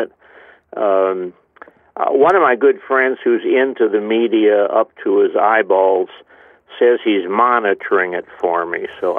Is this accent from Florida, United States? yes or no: no; East Chicago, Indiana, United States; moved away; also born or lived in Covington, Kentucky; I was saved in 1945 at a Youth for Christ rally in my hometown, not far from where you are right now, East Chicago, Indiana.